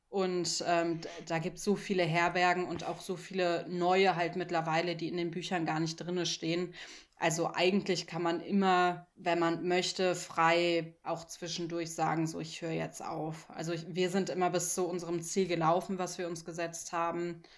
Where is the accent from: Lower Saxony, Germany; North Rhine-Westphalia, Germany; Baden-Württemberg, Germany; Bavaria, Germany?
North Rhine-Westphalia, Germany; Cologne; ich komme ja eigentlich aus Köln, wo einfach immer ein Bus fährt